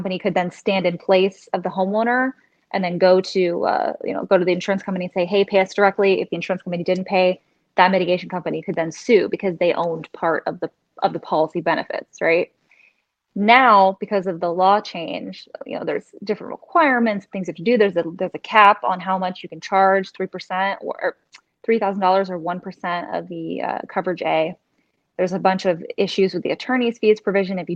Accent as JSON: {"language": "English", "town": "Orlando", "region": "Florida", "country": "United States", "tie": "born or raised there", "moved": "as an adult", "lives_now": "Fort Lauderdale, United States", "said": "I'm from Orlando, but I've been living in Fort Lauderdale since I became a lawyer, so over 3 years."}